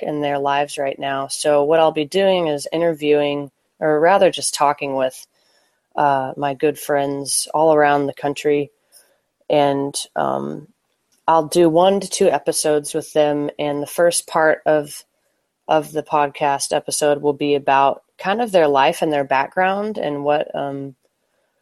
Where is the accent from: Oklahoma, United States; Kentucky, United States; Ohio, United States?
Oklahoma, United States; Oklahoma City; moved away as an adult; also born or lived in Notre Dame, Indiana; I grew up in Oklahoma City, born and raised in the Methodist church.